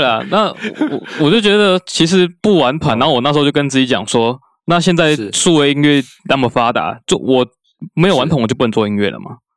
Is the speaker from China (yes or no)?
no; southern Taiwan, Taiwan; 因为我，就毕竟因为我在，住在南部